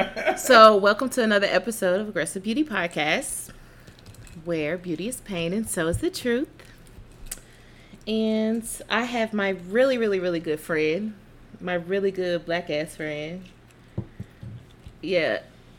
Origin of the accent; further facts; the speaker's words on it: Greenwood, Mississippi, United States; I am from Greenwood